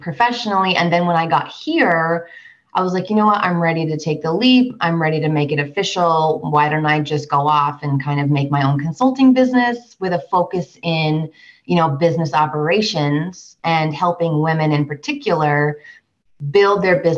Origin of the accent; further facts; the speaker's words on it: Vermont, United States; moved away as an adult; also born or lived in Washington, D.C. area / Los Angeles; now in Denver, United States; I'm from Vermont originally, born and raised, went to undergrad there.